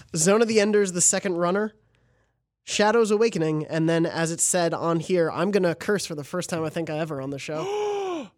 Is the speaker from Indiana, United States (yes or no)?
no; New York, United States; moved away; we're both from New York